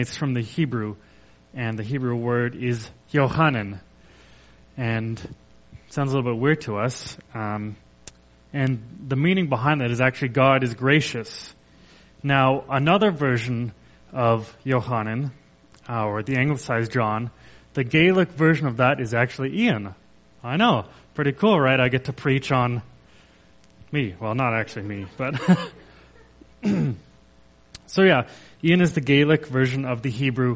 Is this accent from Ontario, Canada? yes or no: no; Kelowna, British Columbia, Canada; I grew up in Kelowna, BC